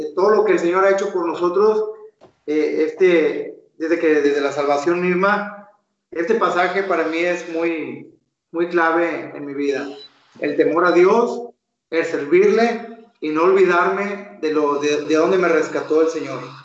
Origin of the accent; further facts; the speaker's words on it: Mexico; accent: Mexican; moved away as an adult; also born or lived in Monterrey; now in Chiclayo, Peru; como mexicano, eh, con el acento que uno llega de mexicano, rápidamente identifican que uno es extranjero